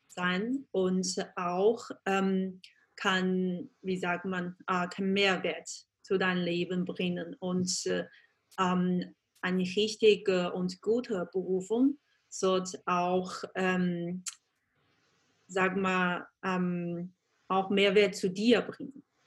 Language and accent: German; Changzhou, Jiangsu, China; German is a second language; moved away as an adult; also born or lived in Beijing / Germany / Vienna; ganz, ganz typische, äh, traditionell chinesische Familie, äh, also in der Nähe von Shanghai. Das heißt, ähm, Jingtan oder Changzhou